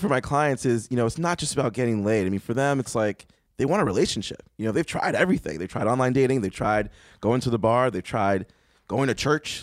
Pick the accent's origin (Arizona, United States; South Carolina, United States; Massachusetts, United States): Massachusetts, United States; Boston; I grew up in Boston.